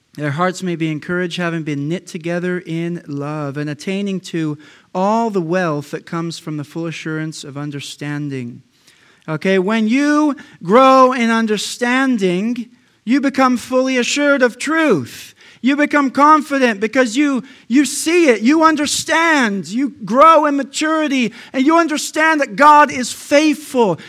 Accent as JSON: {"language": "English", "country": "United States", "said": "I'm an American"}